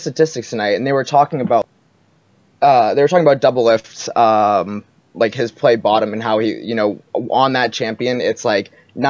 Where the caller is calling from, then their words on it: Portsmouth, New Hampshire, United States; Hey, I'm from New Hampshire.